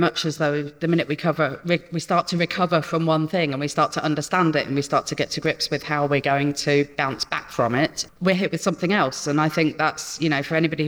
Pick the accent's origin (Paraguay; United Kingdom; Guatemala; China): United Kingdom; Peterborough, East of England; I'm from Peterborough